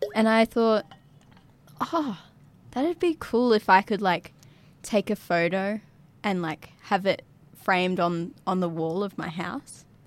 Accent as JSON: {"language": "English", "town": "Yirrkala", "region": "Northern Territory", "country": "Australia", "tie": "born or raised there", "also_born_or_lived": "Darwin", "said": "my life has always been growing up in Yirrkala"}